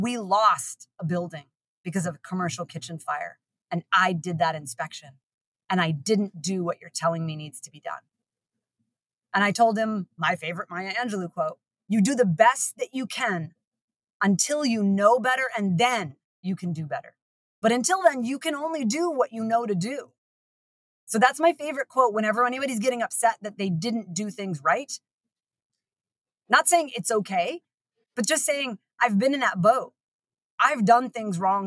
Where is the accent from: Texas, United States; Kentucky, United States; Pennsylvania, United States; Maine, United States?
Maine, United States; moved away; I'm from Maine originally